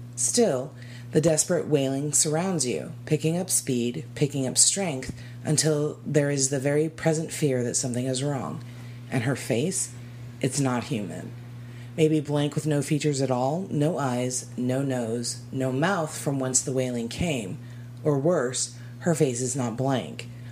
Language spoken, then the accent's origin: English; Arizona, United States; born and raised in Arizona